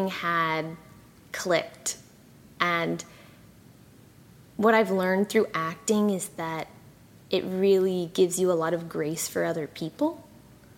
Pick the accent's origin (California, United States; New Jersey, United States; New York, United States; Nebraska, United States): California, United States; also born or lived in Malaysia / Singapore / Saudi Arabia; now in Austin, United States; I grew up in California. That's like most of my memory